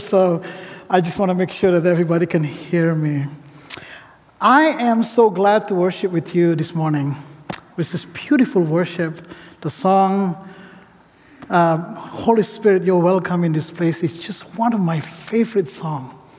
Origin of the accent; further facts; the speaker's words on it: Indonesia; moved away as an adult; now in Portland, United States; I come from Indonesia